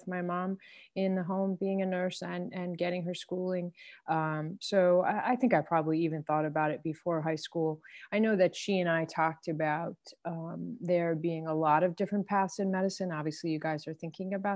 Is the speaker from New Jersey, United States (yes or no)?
yes; Freehold, New Jersey, United States; I grew up in Freehold, New Jersey, Central Jersey.